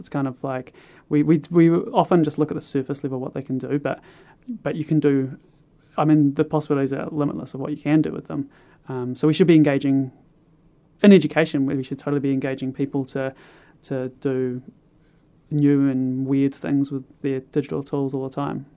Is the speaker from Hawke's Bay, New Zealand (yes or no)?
no; Kāpiti Coast, Wellington, New Zealand; now in Christchurch, New Zealand; I'm originally from the Carpathy Coast in the North Island